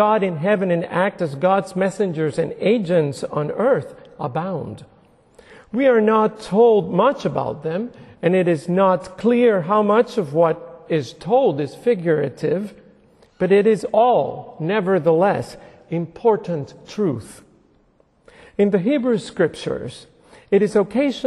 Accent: Puerto Rico; moved away; I was a very devout little boy growing up in Puerto Rico.

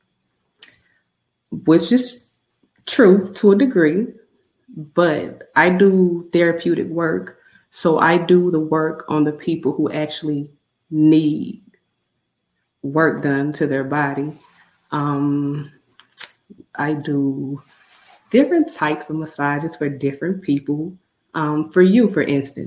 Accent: Mississippi, United States; moved away as an adult; I'm born and raised in Mississippi

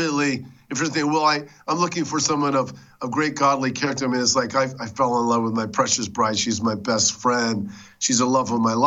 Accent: Southern California, United States; I grew up in Southern California

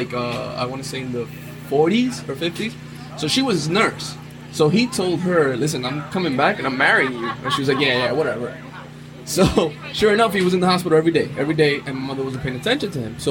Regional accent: New York City, New York, United States; I was born and raised in Brooklyn in the late 80s, early 90s

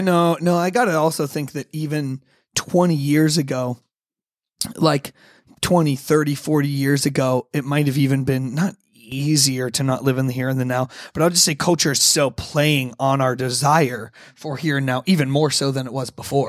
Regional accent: United States; I'm an American

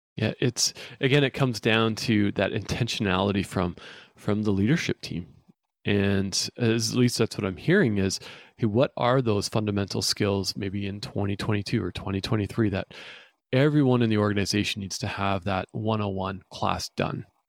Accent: Vancouver, British Columbia, Canada; I'm from Vancouver, British Columbia

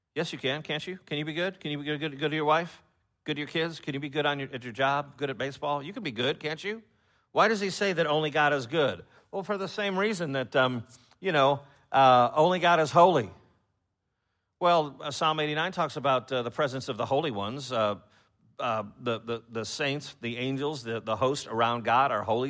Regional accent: Chicago, Illinois, United States; moved away; I'm from Chicago, and I know that the culture has changed, uh, since I've been up there

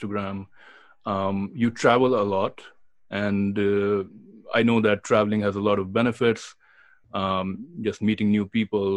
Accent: India; moved away; I am from India and I grew up in India

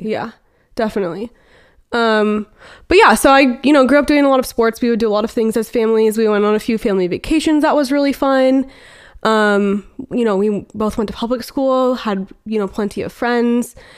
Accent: Beaverton, Oregon, United States; we're actually both from Portland, or I guess more specifically Beaverton, Oregon

